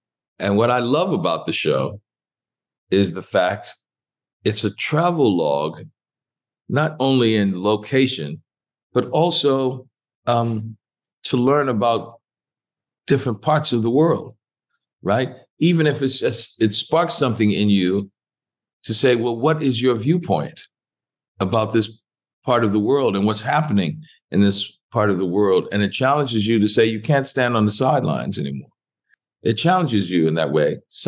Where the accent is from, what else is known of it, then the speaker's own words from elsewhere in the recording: New Orleans, Louisiana, United States; Treme, because that's my hometown.